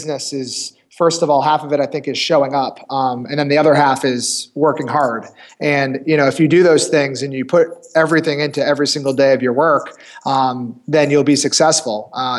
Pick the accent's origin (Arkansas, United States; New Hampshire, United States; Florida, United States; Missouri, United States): New Hampshire, United States; I'm from New Hampshire, so our company's headquartered in Manchester, New Hampshire. Grew up in the area.